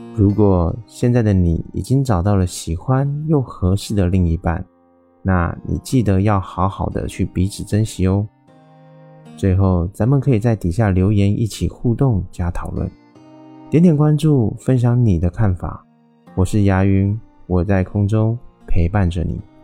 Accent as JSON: {"language": "Chinese", "country": "Taiwan", "said": "我是一位来自台湾喜欢旅行与热爱交朋友的"}